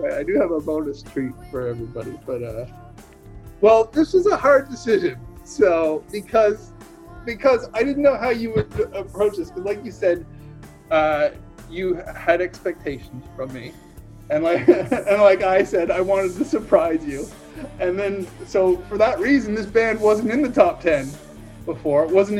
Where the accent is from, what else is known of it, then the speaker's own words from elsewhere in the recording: Nova Scotia, Canada; So to me, she was huge because I'm from Nova Scotia.